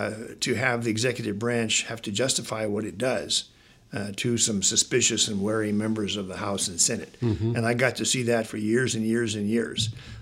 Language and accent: English; California, United States; Well, I was born in California.